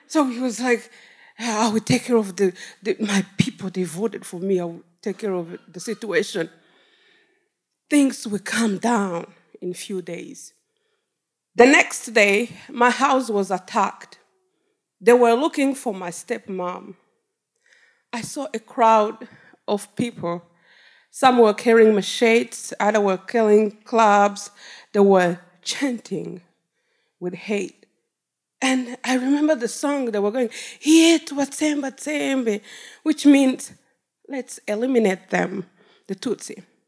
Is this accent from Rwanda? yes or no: yes; Rwanda; now in Detroit, United States; I was taken back to my country. I come from Rwanda.